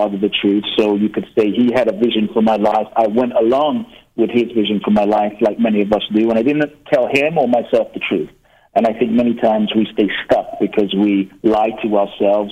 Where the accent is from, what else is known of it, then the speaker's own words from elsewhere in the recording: London, United Kingdom; also born or lived in Ghana; I was born in Ghana, West Africa. My father's from Ghana. My mother's from Japan. I grew up in London, and my first memories, you know, I grew up in London from around age 3